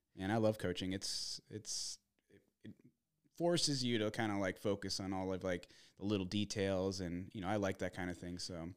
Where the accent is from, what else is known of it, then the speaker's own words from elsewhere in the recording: Arizona, United States; also born or lived in Minnesota; grew up in more, more or less in, in Arizona